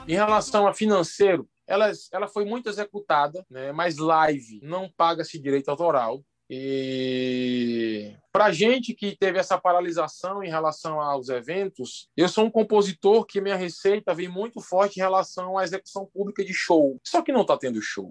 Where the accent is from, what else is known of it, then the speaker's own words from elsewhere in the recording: Santa Rita, Paraíba, Brazil; sou da Paraíba, sou de Santa Rita